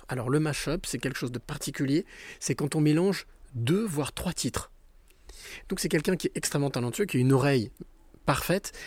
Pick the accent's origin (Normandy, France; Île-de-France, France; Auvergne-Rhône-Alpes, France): Normandy, France; moi, je suis normand